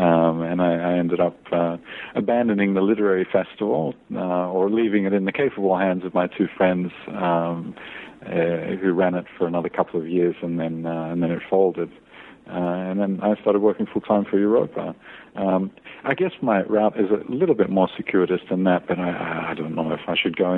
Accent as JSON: {"language": "English", "country": "Australia", "tie": "born there", "also_born_or_lived": "California / Scotland / France", "moved": "as an adult", "said": "Well, I was born in Australia and left when I was 21 for the great big world outside of Australia, and ended up in California for a few years."}